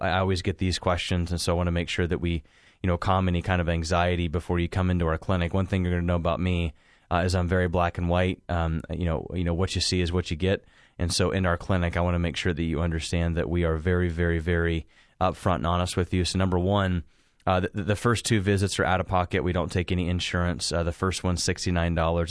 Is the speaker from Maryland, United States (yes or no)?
no; Hocking Hills area, Ohio, United States; moved away; I get people that call from, you know, Zanesville, Hocking Hills area. uh, kind of around my hometown